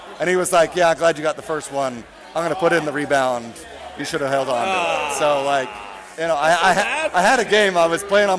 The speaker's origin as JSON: {"language": "English", "town": "Las Vegas", "region": "Nevada", "country": "United States", "tie": "born or raised there", "also_born_or_lived": "Orlando, United States", "said": "Started playing in Las Vegas, Nevada when I was four. Then my kind of cut my teeth in Orange County Strikers in Orlando, Florida as my club team."}